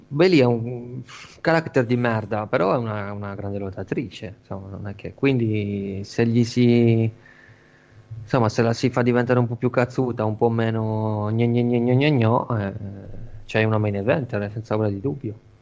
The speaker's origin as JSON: {"language": "Italian", "area": "Flumini", "region": "Sardinia", "country": "Italy", "tie": "born or raised there", "said": "al Flumini, il mio paese"}